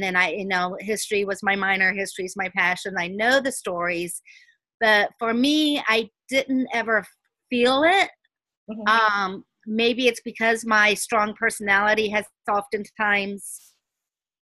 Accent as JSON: {"language": "English", "town": "Miami Gardens", "region": "Florida", "country": "United States", "tie": "born or raised there", "said": "I grew up in Carroll City, so mm-hmm. I was the minority there"}